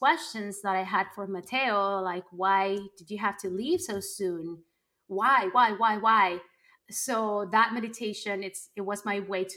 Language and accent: English; Colombia; moved away; growing up in Colombia